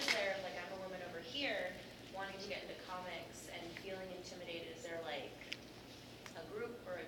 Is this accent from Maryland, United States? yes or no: no; Seattle, Washington, United States; moved away; I'm from Seattle, which is a very militant feminist indie comic championship ground, and it's been very interesting coming to this coast